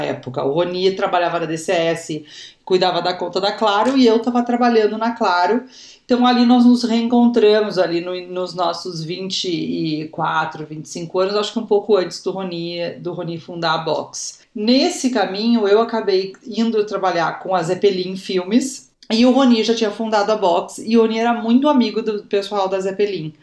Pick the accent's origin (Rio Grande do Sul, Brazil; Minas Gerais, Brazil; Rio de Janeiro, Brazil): Rio Grande do Sul, Brazil; Porto Alegre; eu sou de Porto Alegre, uh, nascida e criada em Porto Alegre